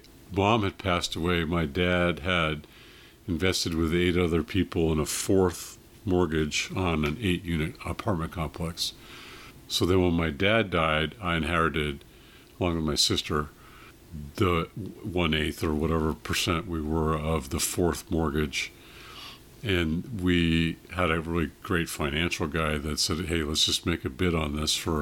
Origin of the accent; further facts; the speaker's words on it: Cupertino, California, United States; also born or lived in Monterey, California; I grew up in Cupertino, San Jose area